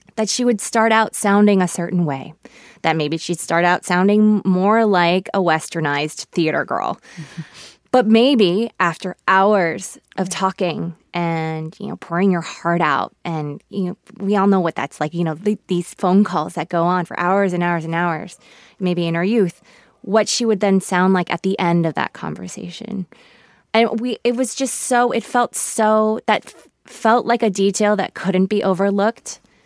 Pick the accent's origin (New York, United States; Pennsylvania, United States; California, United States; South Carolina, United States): California, United States; Los Angeles; first language Korean; English is a second language; I was born in Los Angeles. Um, I am an American. My parents immigrated from Seoul, Korea, and Korean was my first language